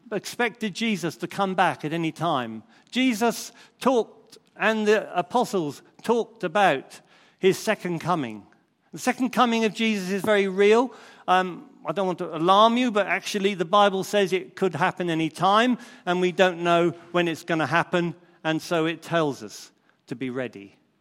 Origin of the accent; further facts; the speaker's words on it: Crondall, South East England, United Kingdom; when I was a young lad growing up in Crondall